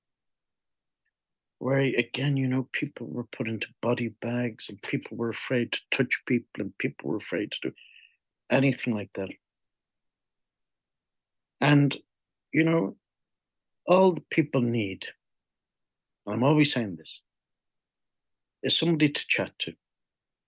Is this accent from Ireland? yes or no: yes; Ireland; moved away; I'm Irish